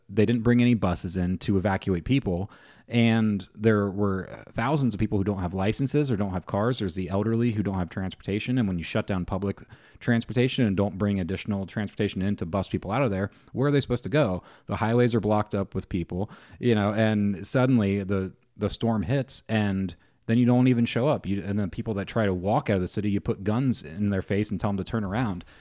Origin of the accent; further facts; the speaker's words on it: Ohio, United States; I'm from Ohio